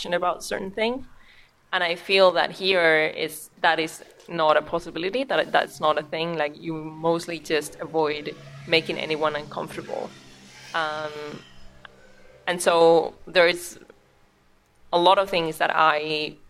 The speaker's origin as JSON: {"language": "English", "country": "Spain", "second_language": "English", "moved": "yes", "lives_now": "Norway", "said": "we're both from Spain"}